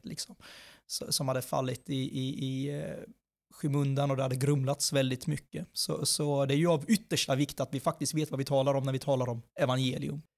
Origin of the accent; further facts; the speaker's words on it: Sweden; född och uppvuxen i Sverige